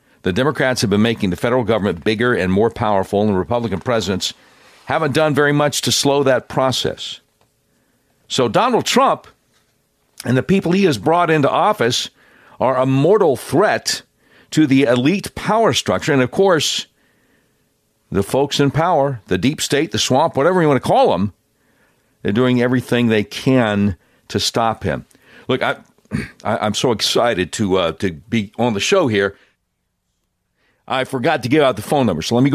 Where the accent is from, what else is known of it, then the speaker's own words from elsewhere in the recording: Charlotte, North Carolina, United States; moved away as an adult; also born or lived in Savannah, Georgia / Panama City, Florida; now in Little Rock, United States; I grew up in Charlotte, North Carolina